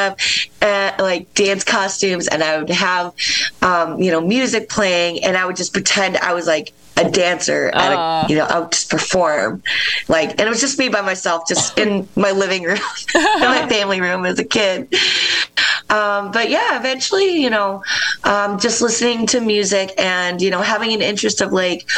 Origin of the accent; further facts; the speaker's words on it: Rochester, New York, United States; moved away as an adult; also born or lived in Philadelphia; I grew up in Rochester, New York